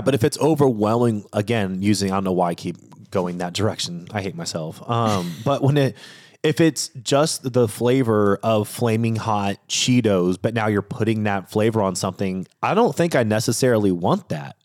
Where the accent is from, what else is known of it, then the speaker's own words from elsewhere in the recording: Washington, United States; I grew up in Washington State